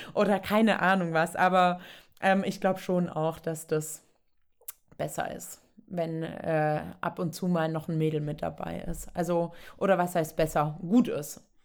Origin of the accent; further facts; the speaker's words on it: Southern Germany, Germany; Ich komme eben aus dem Süden, da ist so, Kind kann laufen, okay, wird auch Ski gestellt, kann dann auch Skifahren